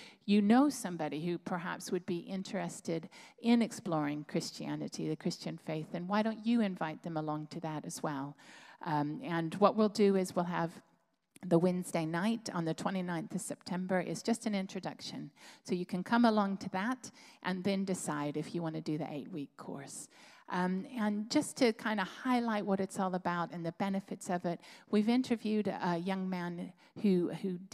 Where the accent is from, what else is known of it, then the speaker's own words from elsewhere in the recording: United States; moved away as an adult; now in Plymouth, United Kingdom; I'm American